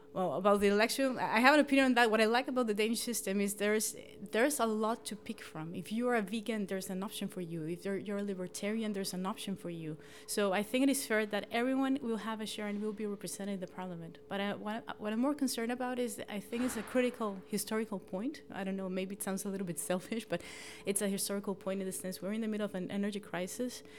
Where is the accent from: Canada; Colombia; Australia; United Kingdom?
Colombia; moved away as an adult; now in Gladsaxe, Denmark; I'm forty-one, and I'm originally from Colombia